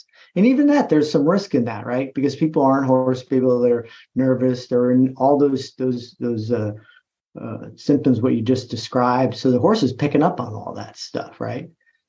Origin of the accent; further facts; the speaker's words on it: East Coast, United States; I'm from the East Coast. I've never heard, you know, it's like, okay, well, let's just think of this as exercise then.